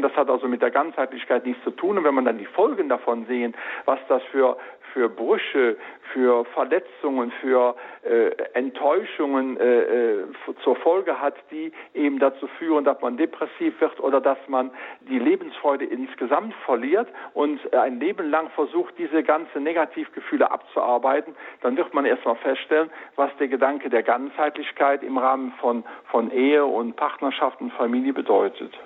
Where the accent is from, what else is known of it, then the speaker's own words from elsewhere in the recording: Rhineland, Germany; ich sag jetzt mal als Rheinländer